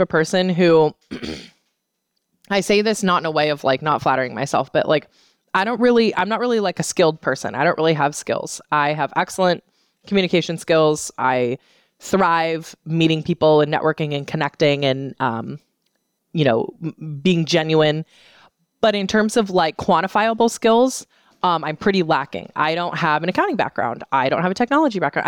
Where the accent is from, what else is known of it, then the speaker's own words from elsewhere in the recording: San Francisco Bay Area, California, United States; moved away; I was born and raised in the San Francisco Bay Area, um, about thirty miles east of the city center